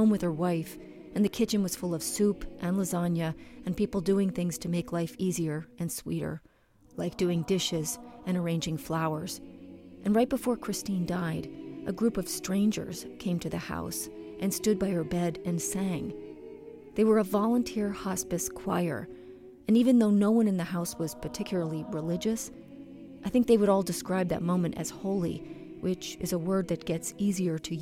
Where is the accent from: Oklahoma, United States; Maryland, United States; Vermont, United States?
Vermont, United States; moved away as an adult; I had just moved back to Vermont